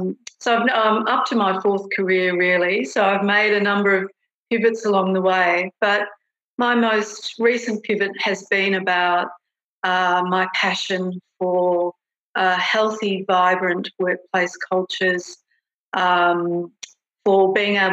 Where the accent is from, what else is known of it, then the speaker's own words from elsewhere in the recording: Australia; particularly as an Australian managing a lot of New Zealanders, the immediate acceptance of me, accepting me as, you know, one of their own